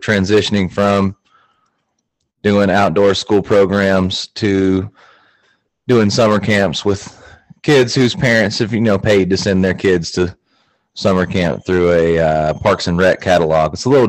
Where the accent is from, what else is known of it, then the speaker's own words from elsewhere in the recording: Alabama, United States; moved away as an adult; also born or lived in Atlanta, Georgia / Corvallis, Oregon; now in Oregon, United States; I grew up in Alabama, so I'm not originally from the Northwest, not a Northwest native. I moved here in 2006.